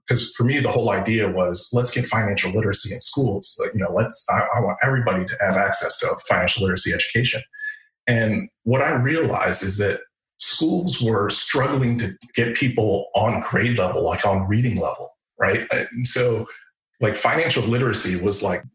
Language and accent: English; Chicago, Illinois, United States; moved away as an adult; also born or lived in Rhode Island; I grew up in Chicago in the 80s and 90s, so the Michael Jordan Bulls era